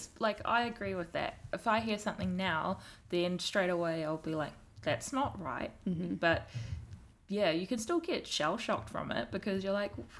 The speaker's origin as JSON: {"language": "English", "country": "New Zealand", "tie": "born or raised there", "accent": "strong New Zealand accents", "said": "I've been brought up here, I belong here"}